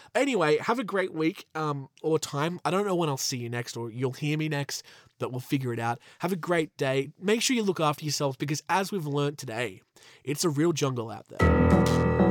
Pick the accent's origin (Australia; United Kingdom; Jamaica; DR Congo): Australia; my home country of Australia